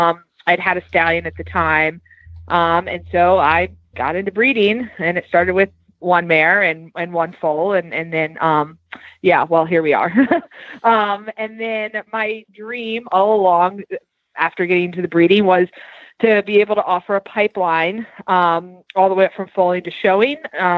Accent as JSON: {"language": "English", "region": "Virginia", "country": "United States", "moved": "yes", "lives_now": "Lexington, United States", "said": "Yeah, so we're located right outside of Lexington, Kentucky now. We've been here for about 3.5 years. I came from Southern Virginia."}